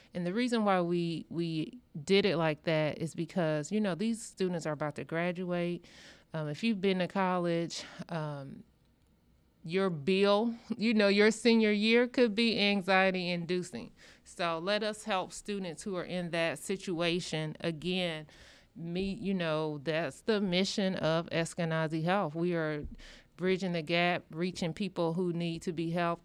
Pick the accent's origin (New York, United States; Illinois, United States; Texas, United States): Illinois, United States; rural; moved away as an adult; now in Indianapolis, United States; I'm from the Midwest, but coming in, I'm from rural Illinois